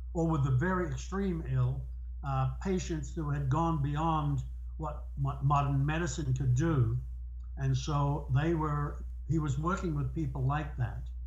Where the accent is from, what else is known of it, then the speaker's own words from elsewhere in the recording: New Zealand; moved away as an adult; we're both from New Zealand